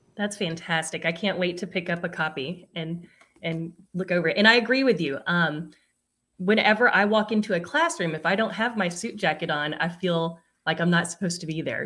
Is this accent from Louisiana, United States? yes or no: yes; Louisiana, United States; I'm Louisiana